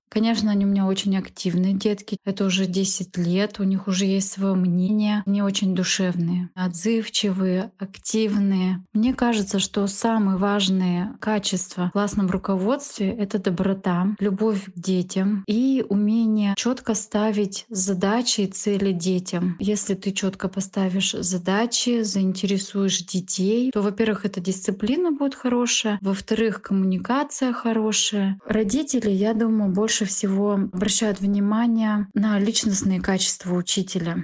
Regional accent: Saint Petersburg, Russia; Мне 33 года. Я из Санкт-Петербурга.

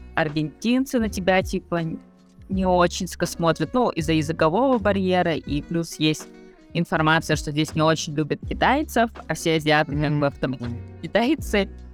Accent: Yakutia, Sakha Republic, Russia; moved away as an adult; now in Buenos Aires, Argentina; мы все э, из Якутии

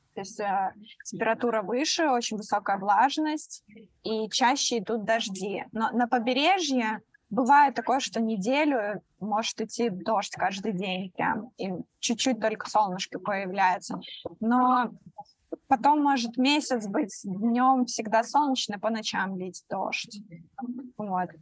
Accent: Belarus; moved away as an adult; now in Bali, Indonesia; Я из Беларуси

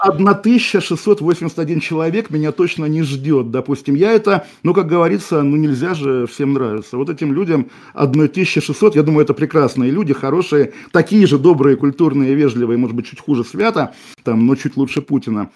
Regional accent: Kaliningrad, Kaliningrad Oblast, Russia; moved away; тот город, который сейчас называется Калининградом, мой родной город

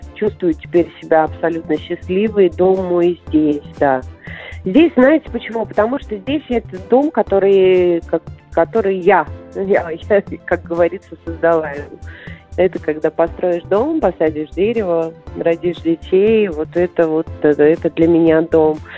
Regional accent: Minsk, Belarus; moved away as an adult; also born or lived in Moscow; я уезжала из Минска

